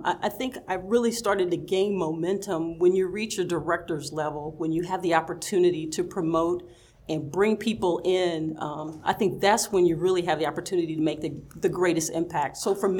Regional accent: the South, United States; growing up in the South, you know, where we're taught to be very sweet and very kind and very accommodating

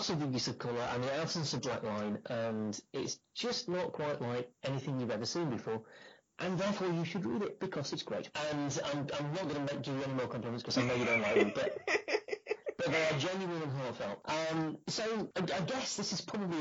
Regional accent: Harrogate, Yorkshire and the Humber, United Kingdom; my hometown

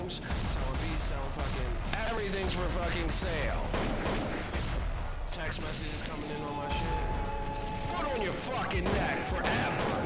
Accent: Philadelphia, Pennsylvania, United States; also born or lived in New York; I'm from Philadelphia

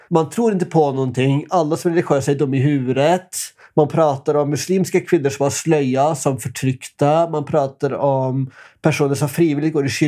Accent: Norway; Så ska man ändå veta att här, det är ju där jag kommer ifrån.

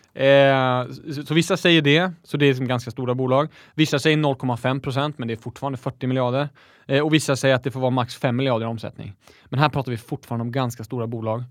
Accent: Växjö, Småland, Sweden; jag är smålänning, jag är stolt smålänning

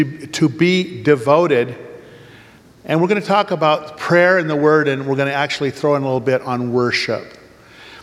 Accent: Oregon, United States; we're from Oregon

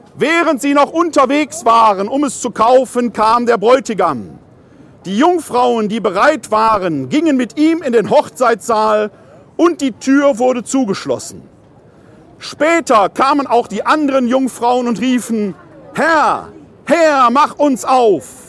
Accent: Ruhr area, North Rhine-Westphalia, Germany; aus meiner Heimat im Ruhrgebiet

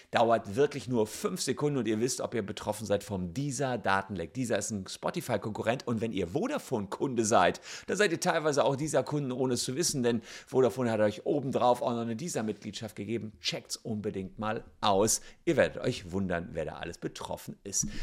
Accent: Cologne, North Rhine-Westphalia, Germany; als Kölner

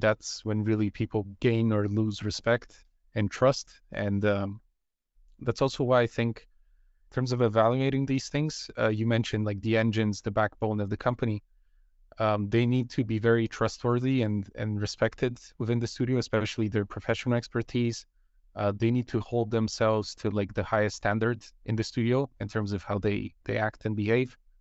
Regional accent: Bulgaria; moved away; I come from Bulgaria where the game industry is almost non-existent

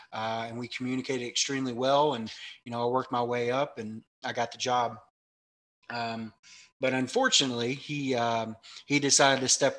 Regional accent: Lexington, Kentucky, United States; also born or lived in Louisville, Kentucky; I'm from Kentucky. I was born in Louisville, Kentucky, but raised right outside of Lexington. Come from a big, big Catholic family on both sides.

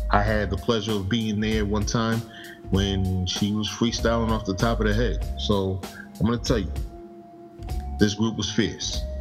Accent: New Jersey, United States; I'm from Jersey

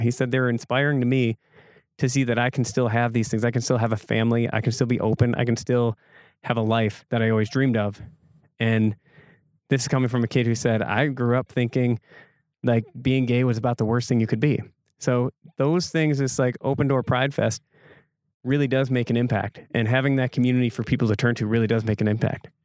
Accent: Egg Harbor, Wisconsin, United States; growing up in Egg Harbor, it was, it was definitely a different vibe here

